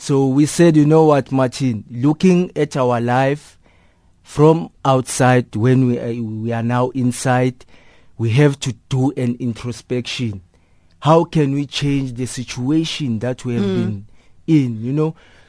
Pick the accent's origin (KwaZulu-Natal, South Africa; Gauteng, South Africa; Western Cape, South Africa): Gauteng, South Africa; Soweto; As a young person growing up on Soweto, you know, we saw crime as a way of living, you know, because we saw older people than us who were doing crime.